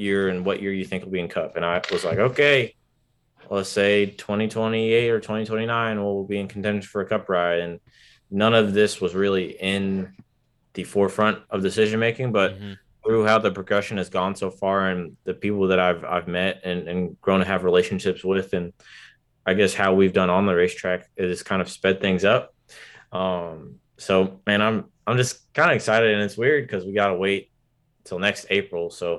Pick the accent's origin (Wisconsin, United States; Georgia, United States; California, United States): Georgia, United States; Atlanta; also born or lived in Virginia Beach / Brooklyn; now in Washington, United States; So I was born in Atlanta, right? And so raised, lived there for a little bit, lived in Virginia Beach, lived in Brooklyn for like 5 years or whatever, and moved to DC in 2009.